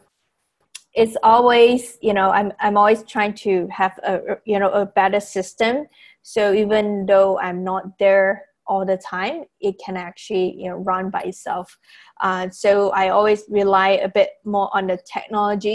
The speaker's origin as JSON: {"language": "English", "region": "Penang", "country": "Malaysia", "also_born_or_lived": "United States", "moved": "as an adult", "said": "I'm actually from Penang, Malaysia"}